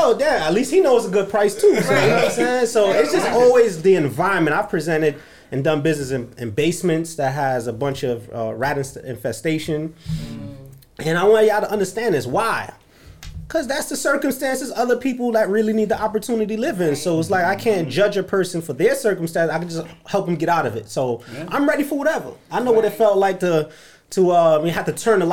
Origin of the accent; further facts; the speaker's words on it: New York City, New York, United States; I'm from Flatbush. I talk with my hands